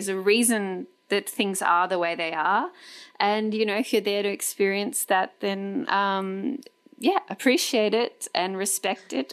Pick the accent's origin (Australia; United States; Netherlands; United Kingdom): Australia